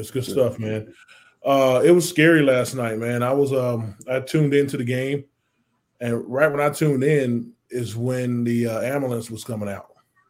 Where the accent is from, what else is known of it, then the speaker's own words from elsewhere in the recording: Louisiana, United States; now in Austin, United States; me growing up in Louisiana, I learned all the Texas history when I got here.